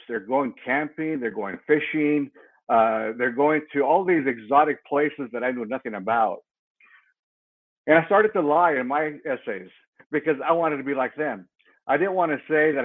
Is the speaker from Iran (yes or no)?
no; Mexico; now in United States; I was born dirt poor in Mexico